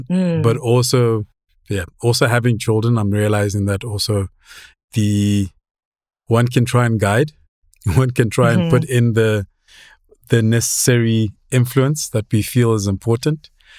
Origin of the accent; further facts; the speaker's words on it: Lesotho; also born or lived in Germany; I was born in Germany. And then we moved to East Africa because my father was a lecturer. And my mother died when I was 14 months. And then we moved to Lesotho when I was about, what, 3?